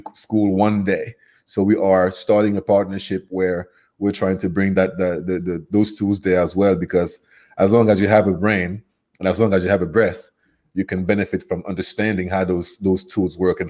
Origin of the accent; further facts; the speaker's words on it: Cameroon; accent: Cameroonian; first language French; English is a second language; moved away as an adult; now in United States; my accent is from Cameroon, which is geographically in West Africa. So my first language is French, and I moved to the U.S. in 2008